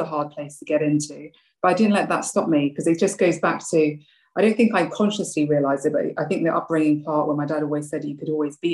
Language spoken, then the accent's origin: English; London, United Kingdom; also born or lived in Sri Lanka; I came over from from Sri Lanka to London when I was 2 years old.